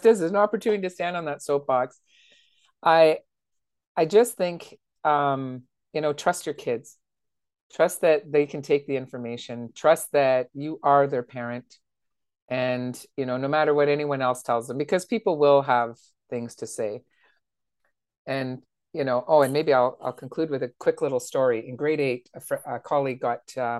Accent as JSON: {"language": "English", "town": "Timmins", "region": "Ontario", "country": "Canada", "tie": "born or raised there", "said": "my hometown"}